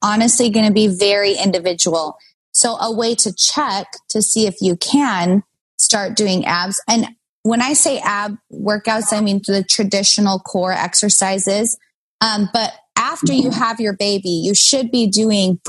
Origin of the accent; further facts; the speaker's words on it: Kaysville, Utah, United States; now in Los Angeles, United States; I grew up in Kaysville. I went to Davis High.